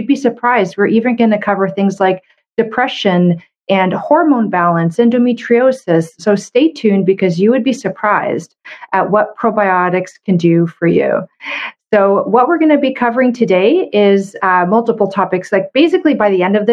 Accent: Canada; I'm a Canadian medical doctor

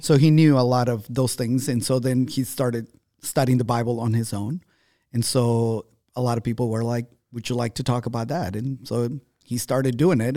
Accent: Ambato, Tungurahua, Ecuador; moved away; My hometown is called Ambato

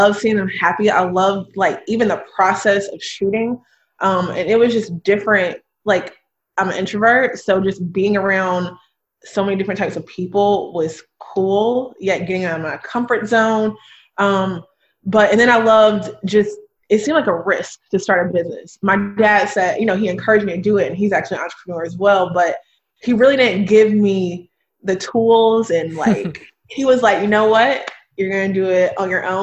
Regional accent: Durham, North Carolina, United States; now in Charlotte, United States; I live in Charlotte. I'm originally from Durham, North Carolina

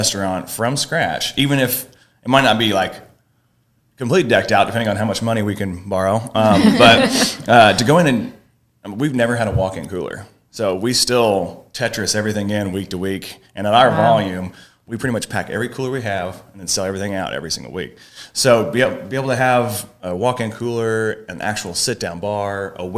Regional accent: Herrin, Illinois, United States; I grew up in Heron

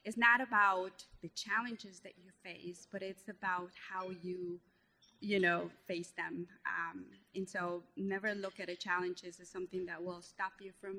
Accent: Guatemala; English is a second language; moved away; I'm originally from Guatemala, so you could hear I have an accent

